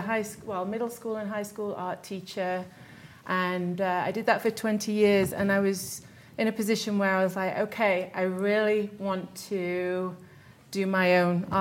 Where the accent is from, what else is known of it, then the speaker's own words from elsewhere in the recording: Derby, East Midlands, United Kingdom; moved away as an adult; now in Salt Lake City, United States; I'm from England. I was born in Derby, in the center of England